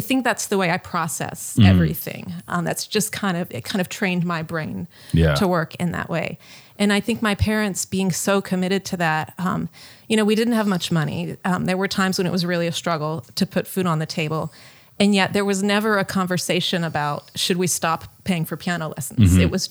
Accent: Tennessee, United States; also born or lived in New Orleans; My parents were both born in New Orleans and grew up there. But we found out after moving to Tennessee that an ancestor was from Tennessee.

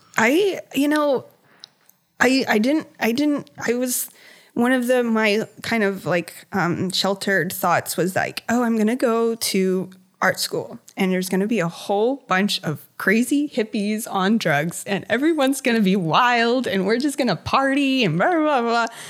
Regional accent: Hampton Roads, Virginia, United States; I've always lived in Virginia. I grew up in Hampton Roads

